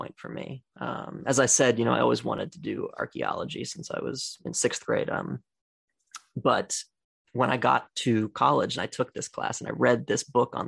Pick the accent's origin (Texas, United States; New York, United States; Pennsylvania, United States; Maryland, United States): Pennsylvania, United States; Carlisle; moved away; I grew up in a small town, in South Central Pennsylvania